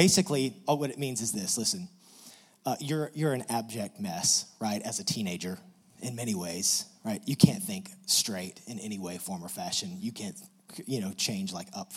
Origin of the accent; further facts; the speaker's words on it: West Texas, United States; we're from West Texas, and you have to drive a really long way to get out of West Texas